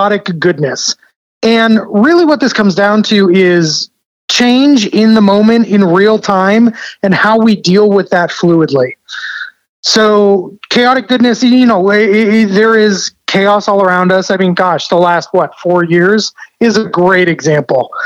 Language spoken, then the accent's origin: English; Boston, Massachusetts, United States; I grew up in Boston. My little New England body was not able to take the heat.